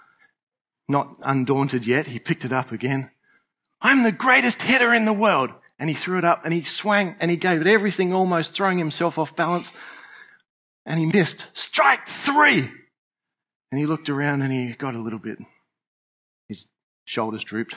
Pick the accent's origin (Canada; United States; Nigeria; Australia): Australia; I'm an Australian